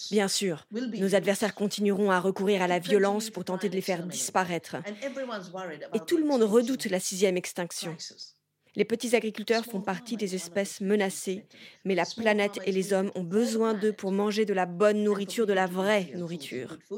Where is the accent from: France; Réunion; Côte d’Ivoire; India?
India; Je suis née en Inde.